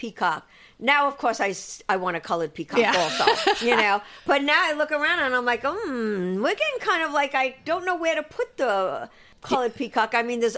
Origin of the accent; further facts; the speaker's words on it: New York City, New York, United States; moved away as an adult; also born or lived in Rosedale / Manhattan; now in Los Angeles, United States; growing up in Queens, though, we did have seasons when I was younger